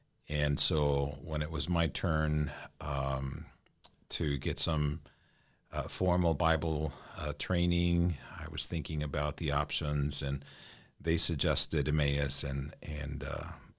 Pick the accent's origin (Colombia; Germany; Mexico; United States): Mexico; moved away as an adult; My parents are missionaries, so I'm an MK from Mexico. A missionary kid